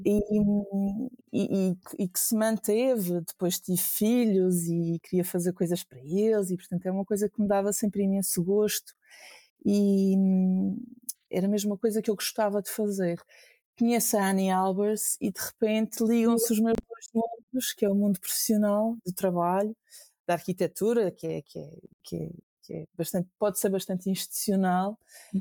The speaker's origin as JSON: {"language": "Portuguese", "town": "Funchal", "region": "Madeira", "country": "Portugal", "tie": "born or raised there", "moved": "as an adult", "lives_now": "Lisbon, Portugal", "said": "surge do sítio onde eu nasci"}